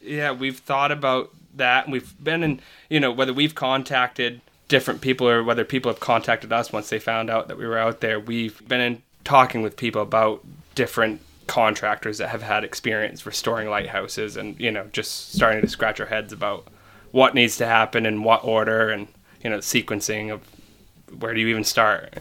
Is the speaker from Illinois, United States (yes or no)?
no; Cutler, Maine, United States; also born or lived in Augusta, Maine; My family's from down east. We're, we're from Cutler, Cutler, Maine